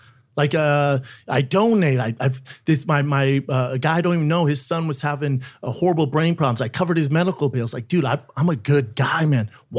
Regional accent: Aurora, Colorado, United States; In Aurora, Colorado.

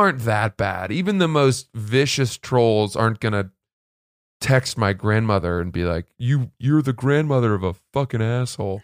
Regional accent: Freeport, Maine, United States; I grew up in Maine

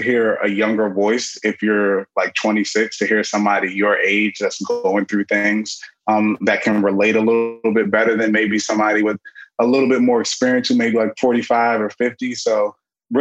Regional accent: Prince George's County, Maryland, United States; I'm 26 years old and I'm from Prince George's County, Maryland

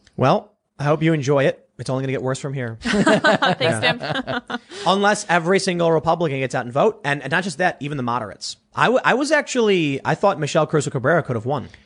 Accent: Chicago, Illinois, United States; growing up in Chicago, we had one like rock radio station that was prominent

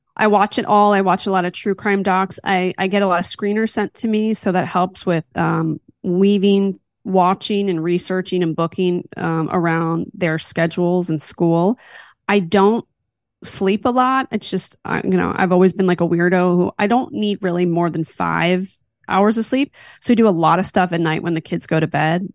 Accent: Philadelphia, Pennsylvania, United States; now in California, United States; I'm from Philly

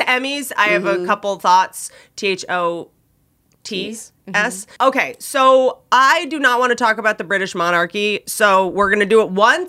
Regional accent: United States; Like maybe it's because I am American

